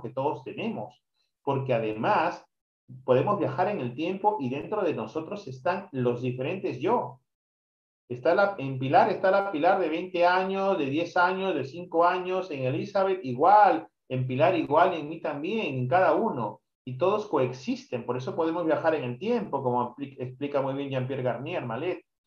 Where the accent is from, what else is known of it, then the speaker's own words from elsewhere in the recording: Peru; yo soy peruano